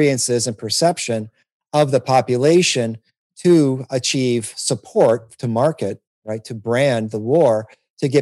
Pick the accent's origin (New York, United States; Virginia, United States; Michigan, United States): Michigan, United States; Detroit; moved away; I'm from Detroit originally, and my ancestry is Arab American